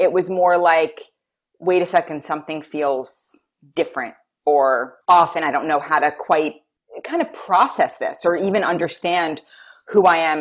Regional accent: New York City, New York, United States; moved away; I grew up in New York City.

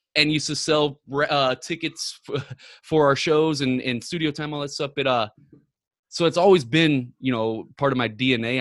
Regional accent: Ferguson, Missouri, United States; I'm born, not born and raised, but I grew up in Ferguson since I was seven years old

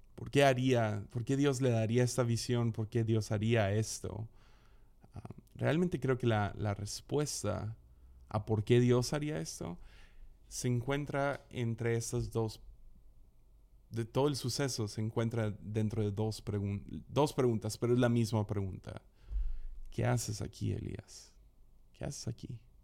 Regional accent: Mazatlán, Sinaloa, Mexico; crecí en Mazatlán

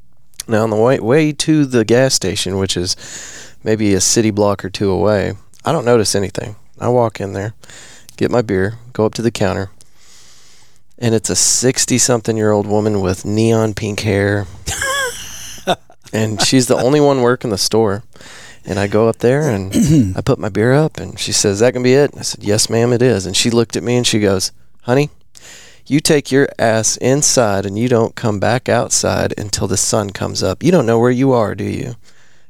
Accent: Texas, United States; Well, we're Texan.

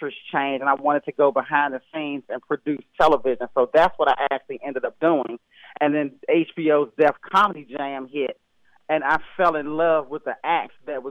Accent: Temple Hills, Maryland, United States; I grew up in Temple Hills, Maryland, right outside of 5 minutes from Washington, D.C.

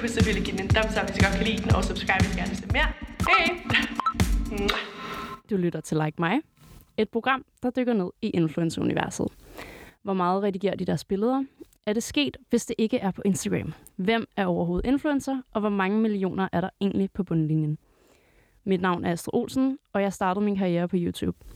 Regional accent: Greve, Zealand, Denmark; jeg- jeg er fra Greve, Sjælland

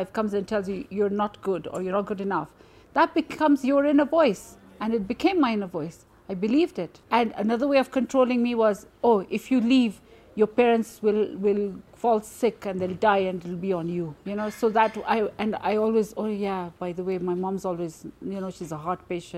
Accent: Nairobi, Kenya; I am from Nairobi, Kenya

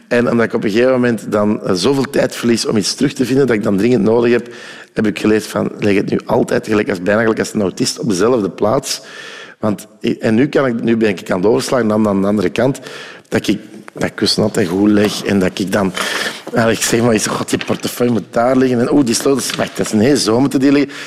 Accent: Ghent, Flanders, Belgium; also born or lived in Oostelo (uncertain ASR); bij ons in Gent lag de Scheldenarm

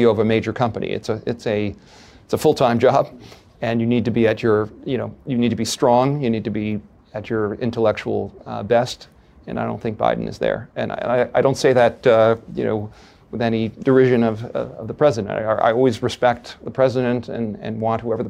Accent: Chappaqua, New York, United States; I grew up in Chappaqua, New York.

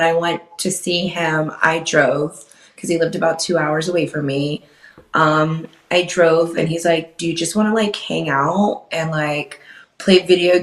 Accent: Wilkes-Barre, Pennsylvania, United States; I grew up in Wilkes-Barre, Scranton

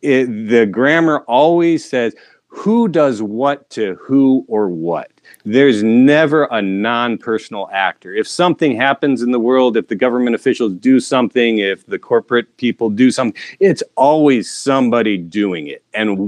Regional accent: Southern Michigan, United States; moved away as an adult; I grew up in Southern Michigan, just half an hour south of the capital, Lansing, a small liberal arts college town. My dad was professor, academic dean, librarian there.

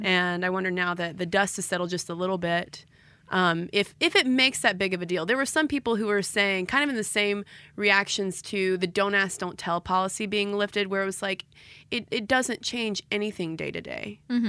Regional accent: Quebec, Canada; first language French; English is a second language; I'm a French-speaking Quebecer with a lot of French exposure, especially when I was a kid.

